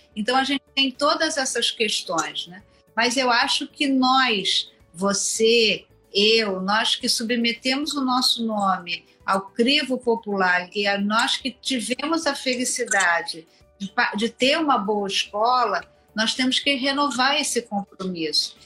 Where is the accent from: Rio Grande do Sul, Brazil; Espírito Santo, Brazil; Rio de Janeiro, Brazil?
Rio de Janeiro, Brazil; eu sou cria da Penha, eu nunca pe, nunca sei de on, onde, onde eu nasci, porque eu só me lembro da minha infância, adolescência e no início da vida adulta no, no bairro